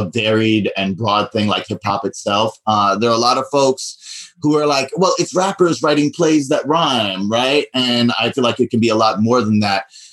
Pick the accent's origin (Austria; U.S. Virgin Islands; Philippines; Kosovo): U.S. Virgin Islands; moved away as an adult; also born or lived in New York; I grew up in St. Croix in the Virgin Islands, where I graduated high school, and I came up to New York for college